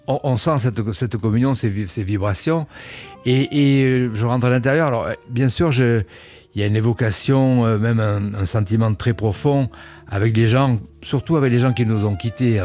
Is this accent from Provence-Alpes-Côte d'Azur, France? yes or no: yes; Cannes, Provence-Alpes-Côte d'Azur, France; moved away as an adult; also born or lived in Paris; now in Nice, France; je suis né à Cannes, euh, mais j'ai vécu 20 ans euh, dans la région. Et je suis monté à Paris à partir des années 70